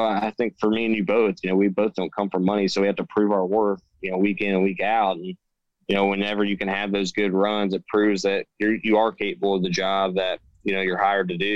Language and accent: English; Indiana, United States; growing up in Indiana